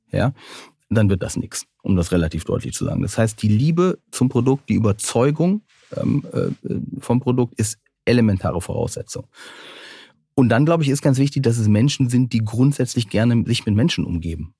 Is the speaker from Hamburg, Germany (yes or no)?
no; North Rhine-Westphalia, Germany; ich bin ja auch am Niederrhein groß geworden